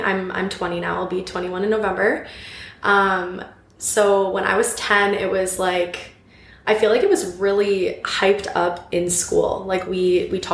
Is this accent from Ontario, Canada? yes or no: yes; Brantford, Ontario, Canada; now in Guelph, Canada; I'm initially from Brantford